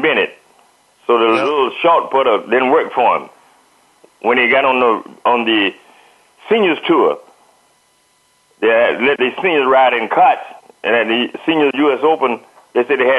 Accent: Fort Lauderdale, Florida, United States; my hometown, Fort Lauderdale, Pompano, Palmyra

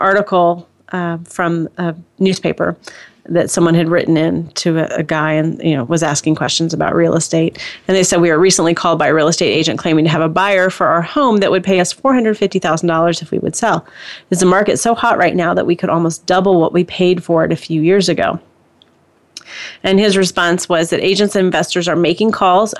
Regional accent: Indiana, United States; I'm from Indiana, so I say Pokemon

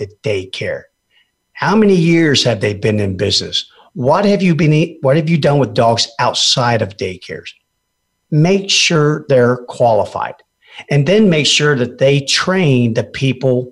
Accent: Fairbanks, Alaska, United States; I grew up in Alaska and I know a little bit about cold. The interior of Alaska, by the way, not that wimpy old Juneau and Ketchikan down there on the panhandle. I'm talking about Fairbanks, baby.

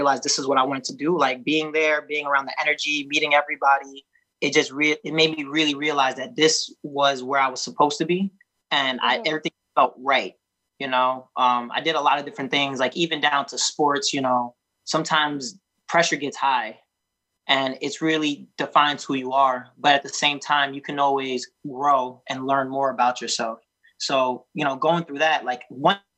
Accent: New York, United States; I'm from New York

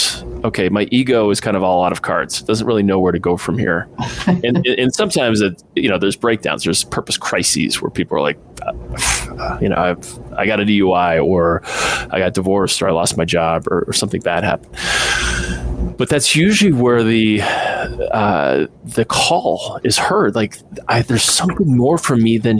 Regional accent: Midwest, United States; I was raised in the Midwest

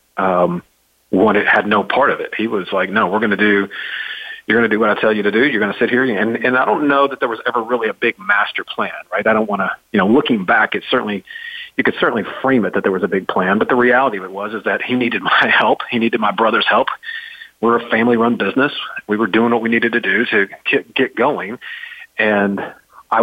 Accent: Dallas, Texas, United States; moved away; also born or lived in Memphis, Tennessee; I was born in Dallas, Texas, grew up in Dallas, Texas, in a entrepreneurial family.

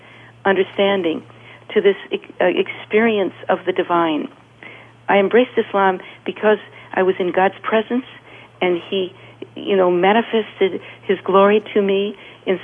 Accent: California, United States; moved away; from California

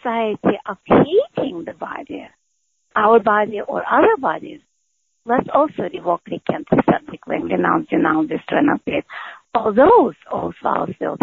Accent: Moscow, Russia; moved away; I grew up in Moscow

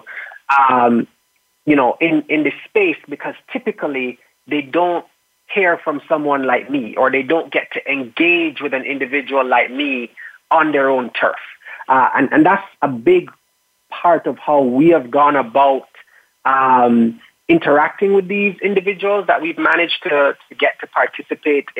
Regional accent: Kingston, Surrey, Jamaica; I am from Kingston, Jamaica, and my background is that I was growing up very passionate about architecture

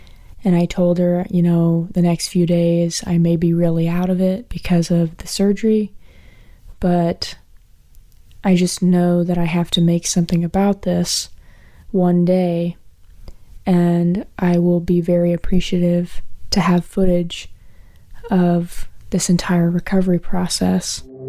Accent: Virginia, United States; I'm from Central Virginia

